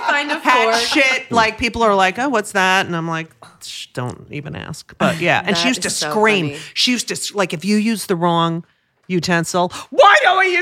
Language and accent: English; Clark, New Jersey, United States; also born or lived in Elizabeth, New Jersey; Then we moved to Clark, New Jersey.